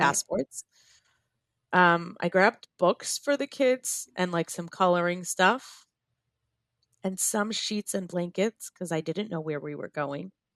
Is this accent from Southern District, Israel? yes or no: yes; Shuva, Southern District, Israel; we're from a little Moshav called Shuva